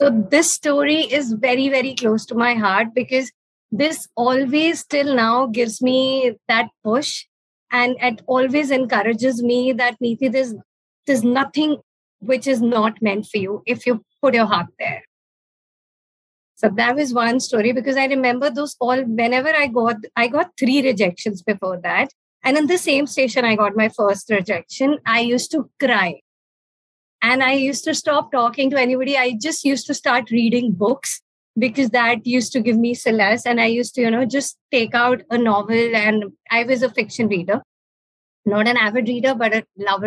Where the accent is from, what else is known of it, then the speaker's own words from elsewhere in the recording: Amritsar, Punjab, India; also born or lived in Delhi; I went back to my hometown, while I was pursuing my master's, we had our first radio station in Amritsar